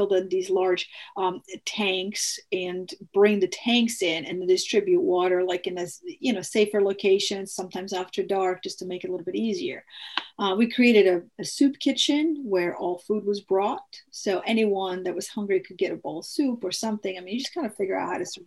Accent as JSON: {"language": "English", "town": "Mostar", "region": "Federation of Bosnia and Herzegovina", "country": "Bosnia & Herzegovina", "moved": "yes", "said": "I'm originally from Bosnia, and if you remember in early 90s, there was a genocide there. And my city of Mostar"}